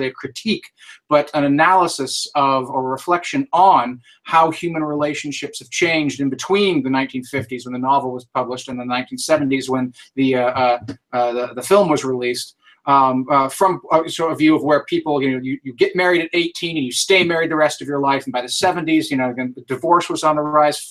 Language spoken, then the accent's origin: English; San Francisco, California, United States; we're still in San Francisco, which of course is my hometown